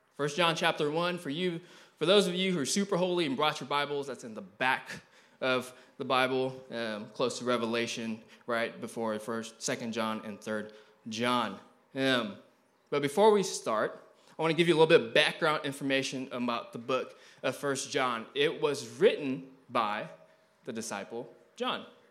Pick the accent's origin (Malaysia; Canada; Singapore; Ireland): Malaysia; also born or lived in Eureka, Missouri; now in United States; I was born in Malaysia